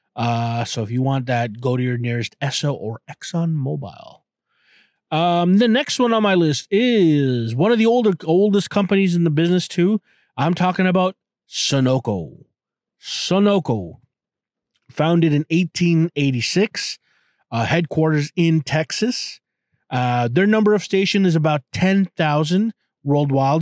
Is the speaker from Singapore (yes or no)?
no; Canada; I'm a Canadian